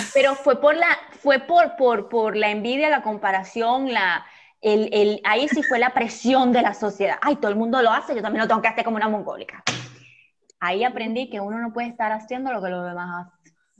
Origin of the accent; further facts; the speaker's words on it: Venezuela; la cigüeña me lanzó aquí, ¡pam! Venezuela